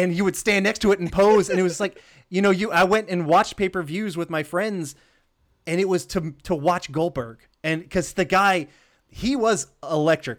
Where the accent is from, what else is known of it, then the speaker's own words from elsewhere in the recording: Georgia, United States; we grew up in Georgia